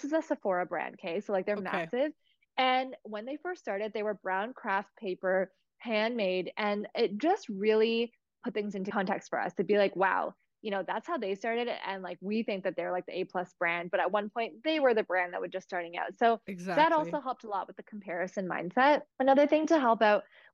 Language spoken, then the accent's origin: English; Toronto, Ontario, Canada; I was born in Toronto